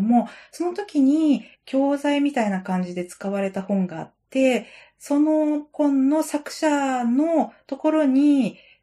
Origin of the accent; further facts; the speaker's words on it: Sendai, Miyagi, Japan; 私子供の頃に仙台で育った